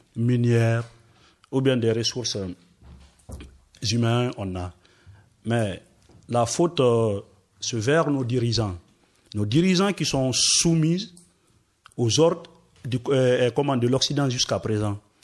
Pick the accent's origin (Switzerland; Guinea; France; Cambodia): Guinea; Forest Guinea; moved away as an adult; je suis forestier, je viens de la Guinée forestière.